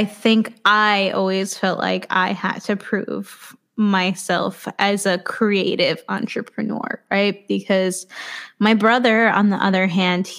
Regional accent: New York City, New York, United States; I grew up in Queens

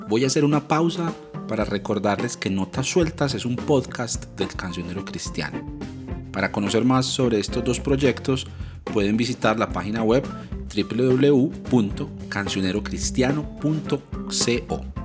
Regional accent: Ibagué, Tolima, Colombia; moved away; desde la ciudad de Ibagué, donde viven mis padres, mi familia, donde yo nací

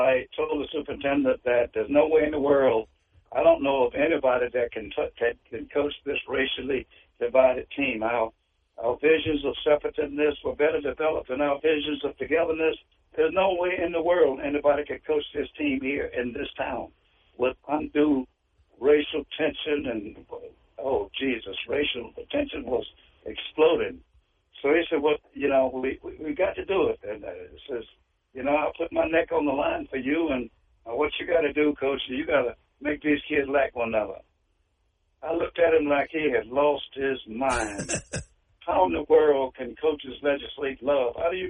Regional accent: North Carolina, United States; and I'm from North Carolina, and we say right now over right now

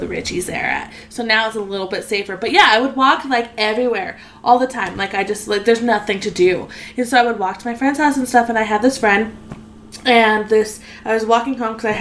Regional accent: Las Vegas, Nevada, United States; moved away; I grew up in Las Vegas.

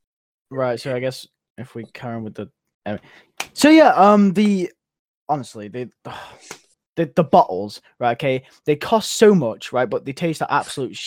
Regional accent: United Kingdom

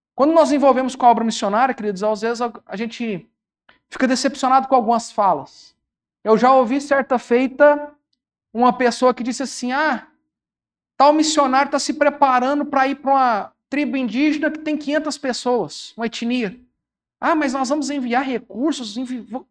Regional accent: Uberaba, Minas Gerais, Brazil; A minha cidade, eu sou de Uberaba

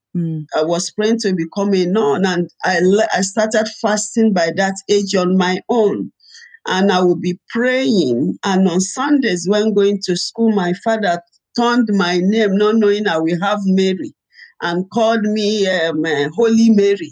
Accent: Ibadan, Oyo, Nigeria; also born or lived in Rivers State, Nigeria / Port Harcourt, Nigeria; we were in, in, Nigeria, in Ibadan, and uh, the war started. I was about ten years

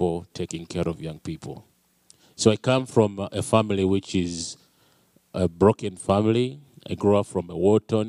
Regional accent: Uganda; moved away; I'm from Uganda, a little country way back in Africa

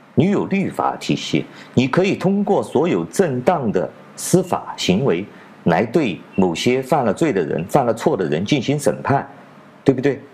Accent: China; 我是来自中国大陆的

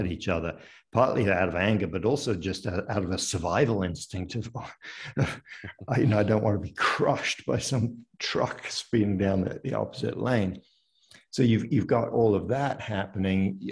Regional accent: near Paris, Île-de-France, France; moved away as an adult; also born or lived in London, United Kingdom / United Kingdom / upstate New York, United States; now in United States; I was born in London but grew up in France uh, near Paris

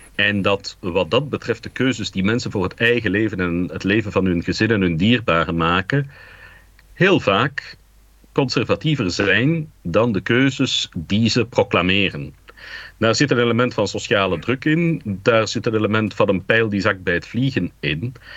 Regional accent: Dilbeek, Flanders, Belgium; also born or lived in Anderlecht; Ik ben opgegroeid in Dilbeek en dat is de grens van de Geuzenstreek

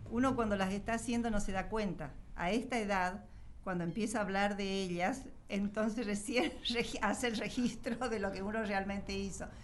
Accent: Mendoza, Argentina; Yo soy mendocina, mi hermana nació en San Luis, mi hermano nació en Córdoba y la última en Corrientes.

